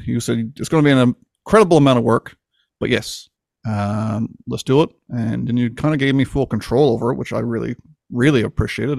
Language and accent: English; Newfoundland and Labrador, Canada; born or raised there